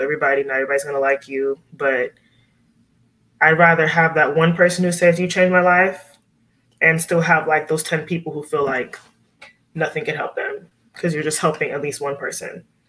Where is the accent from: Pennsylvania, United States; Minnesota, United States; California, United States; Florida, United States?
Florida, United States; Miami; growing up in Miami, we were around a lot of Cuban people.